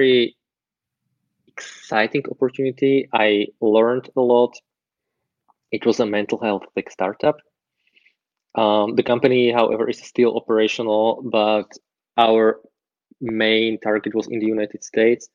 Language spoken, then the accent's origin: English; Slovakia; now in Austria; Originally, I come from Slovakia. It's in Central Europe. I live in Austria